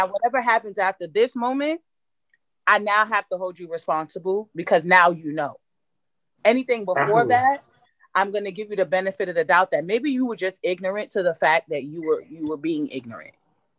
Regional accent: New York, United States; My swag is way different. I'm from New York.

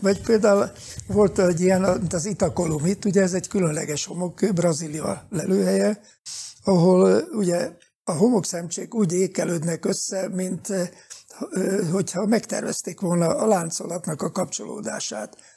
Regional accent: Pécs, Baranya, Hungary; én pécsi születésű vagyok

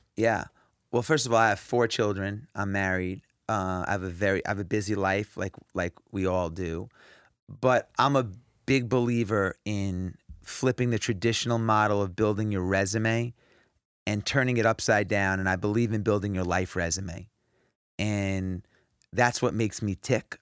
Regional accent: New York, United States; I grew up in New York

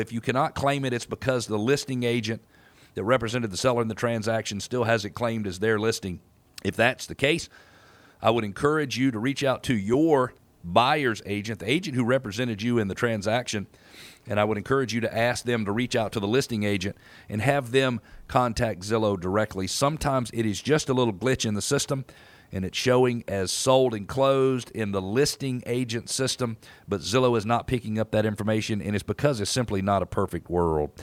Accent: Atlanta, Georgia, United States; as I grew up here in Atlanta

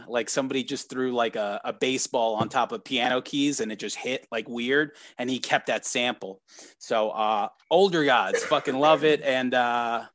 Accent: New York, United States; we're all from New York

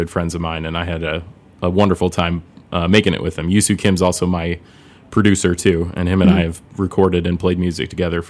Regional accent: Springfield, Illinois, United States; moved away as an adult; now in Chicago, United States; I'm originally from Springfield, Illinois.

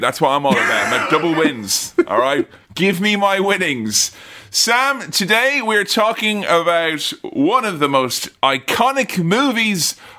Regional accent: Ireland; For me, as an Irishman, it's the month of Easter is my Independence Day.

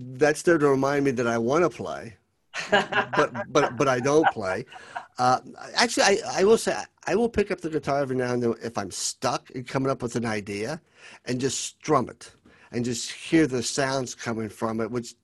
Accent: Lexington, Kentucky, United States; I was born and raised in Lexington, Kentucky, and there's a little bit of friendliness being a Southerner.

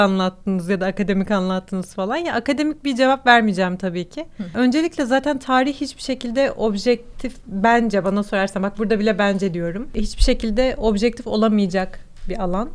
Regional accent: Turkey; accent: Turkish

